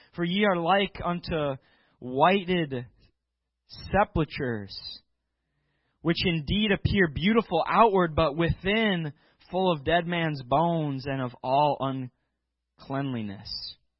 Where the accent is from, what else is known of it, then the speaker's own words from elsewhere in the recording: Chicago, Illinois, United States; now in Wisconsin, United States; I'm from the Chicagoland area growing up